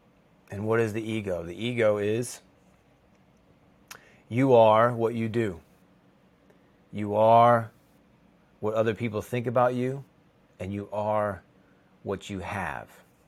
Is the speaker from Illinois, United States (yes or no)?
yes; Chicago, Illinois, United States; I grew up in the Chicago area, and we have lakes. That's what we have. If you're on the coast or you're on in the ocean, it's a different world, but in the Midwest, we have lakes.